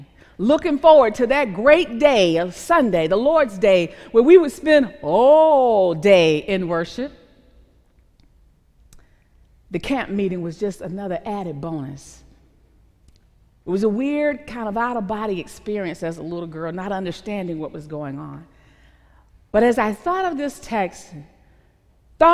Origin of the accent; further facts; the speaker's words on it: the South, United States; I'm a Southerner, so there sometimes were rivers and woods to go through.